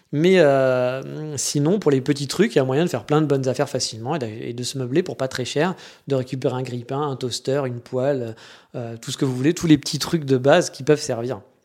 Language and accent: French; France; moved away as an adult; now in Japan; chez nous en France